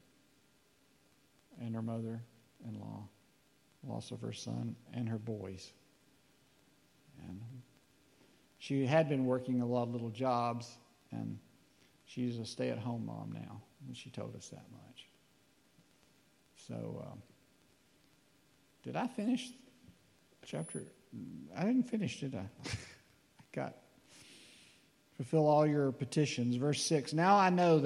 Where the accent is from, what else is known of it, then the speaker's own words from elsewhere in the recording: North Alabama, United States; we're from North Alabama.